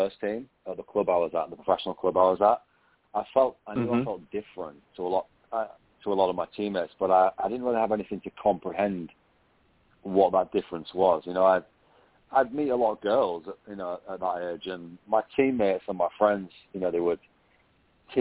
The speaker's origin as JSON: {"language": "English", "region": "England", "country": "United Kingdom", "tie": "born or raised there", "moved": "as an adult", "lives_now": "Singapore", "said": "I grew up in England"}